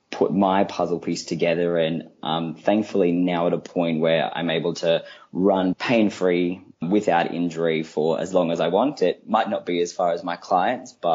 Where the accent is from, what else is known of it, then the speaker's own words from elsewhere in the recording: Australia; moved away as an adult; also born or lived in Queensland (university); now in London, United Kingdom; I am an Australian. As you can hear, I grew up over in Australia. I did all my training at UQ